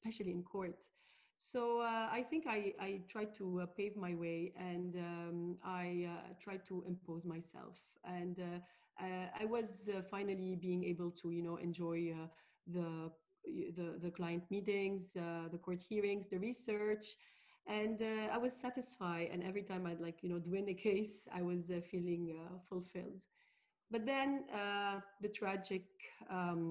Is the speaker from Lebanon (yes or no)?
yes; Beirut, Beirut Governorate, Lebanon; also born or lived in Paris, France / London, United Kingdom; I'm a Lebanese lawyer. I was born and raised in Beirut